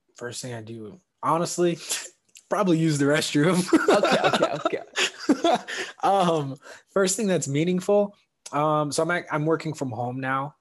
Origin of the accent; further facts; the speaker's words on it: St. Louis, Missouri, United States; moved away as an adult; also born or lived in South Bend, Indiana; growing up in St. Louis